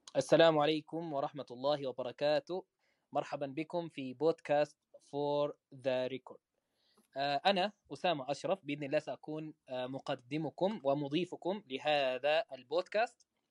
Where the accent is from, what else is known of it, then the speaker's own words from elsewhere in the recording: Medina, Medina Province, Saudi Arabia; accent: Saudi; also born or lived in Malaysia; انا مصري آه، من مواليد المدينه الحمد لله مدينه منوره وعايش حياتي هنا في المدينه في السعوديه طيله الحمد لله النشأة